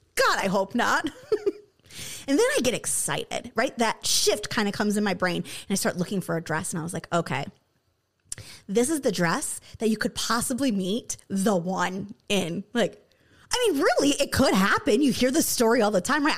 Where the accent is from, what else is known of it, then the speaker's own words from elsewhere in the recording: Michigan, United States; moved away; I grew up in Michigan